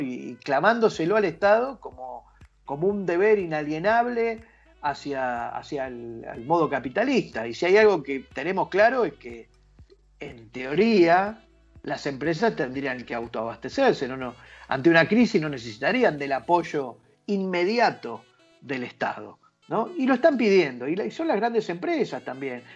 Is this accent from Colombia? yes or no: no; Argentina